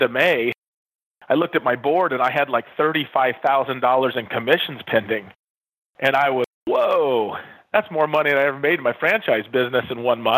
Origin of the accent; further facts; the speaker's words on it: West Coast, United States; moved away as an adult; also born or lived in Nevada; I was from the West Coast